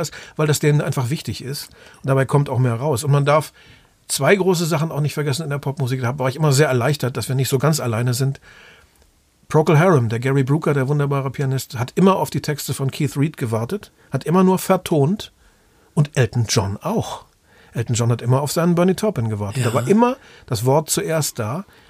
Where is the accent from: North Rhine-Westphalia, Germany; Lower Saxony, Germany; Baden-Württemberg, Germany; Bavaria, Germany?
Lower Saxony, Germany; Osnabrück; in Osnabrück, da wo ich aufgewachsen bin